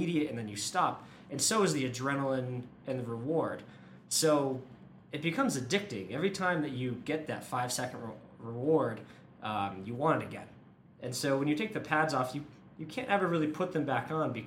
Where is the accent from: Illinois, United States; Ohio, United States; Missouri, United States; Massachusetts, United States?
Massachusetts, United States; now in Boulder, United States; I'm from the East Coast, Massachusetts originally